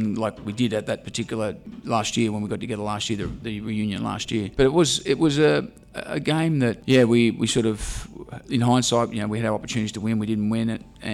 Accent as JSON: {"language": "English", "town": "Sydney", "region": "New South Wales", "country": "Australia", "tie": "born or raised there", "said": "I grew up in Balmain in the 60s, and that sort of area was consumed by rugby league"}